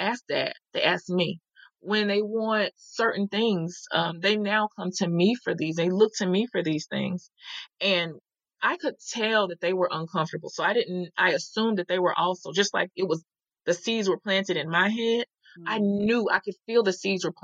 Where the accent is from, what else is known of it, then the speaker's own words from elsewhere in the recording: the South, United States; I'm from the South